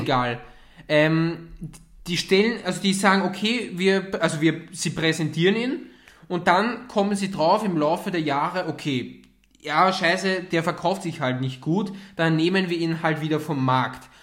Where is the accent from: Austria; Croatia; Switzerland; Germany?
Austria; bei uns in Österreich